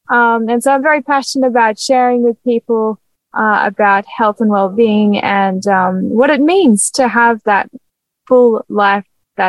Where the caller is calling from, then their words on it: Morisset, New South Wales, Australia; I'm speaking from Morisset at the moment, over in New South Wales.